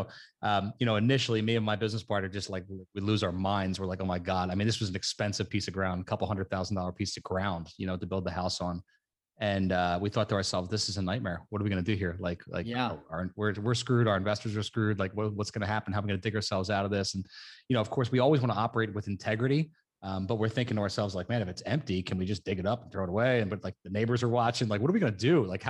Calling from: New Jersey, United States; South Jersey. We're right outside of Philadelphia.

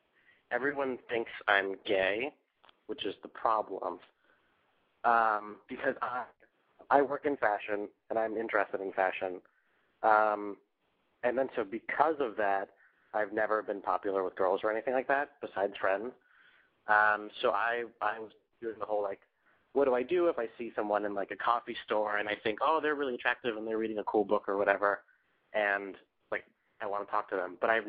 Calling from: New York City, New York, United States; I am 19, calling from the Big Apple, New York City.

